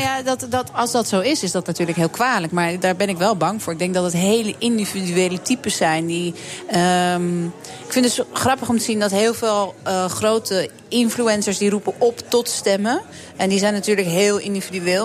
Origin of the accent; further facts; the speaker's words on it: Amsterdam, North Holland, Netherlands; Ik ben hier geboren en getogen in Amsterdam